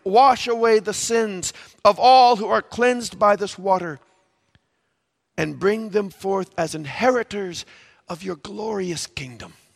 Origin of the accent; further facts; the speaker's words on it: Valparaiso, Indiana, United States; I grew up in Valparaiso, Indiana